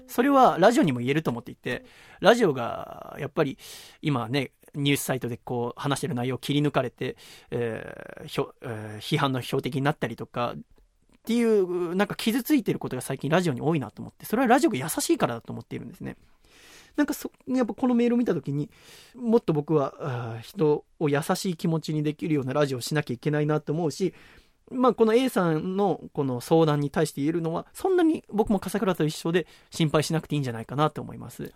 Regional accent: Yokohama, Kanagawa, Japan; moved away; 横浜生まれだからってことで、横浜戻ってきた去年かな、一昨年に

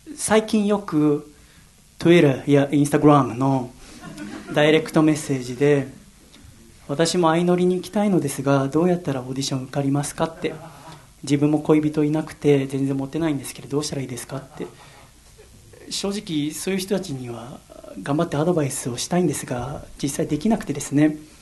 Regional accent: Yokohama, Kanagawa, Japan; 生まれも育ちも神奈川県横浜市

